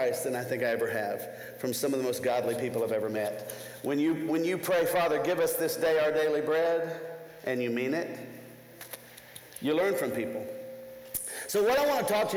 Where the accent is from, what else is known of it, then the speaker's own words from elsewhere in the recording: Nashville, Tennessee, United States; I come from Nashville, Tennessee